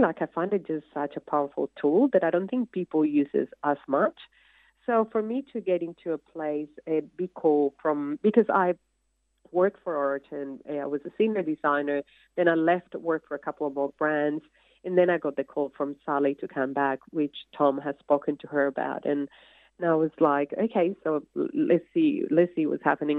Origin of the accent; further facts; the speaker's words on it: Colombia; English is a second language; moved away as an adult; now in Australia; you come from Colombia with a little bit of American kind of knowledge of English